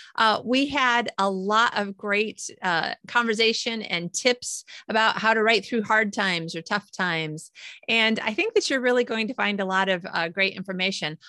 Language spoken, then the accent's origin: English; United States; moved away; how I used to live when I lived in America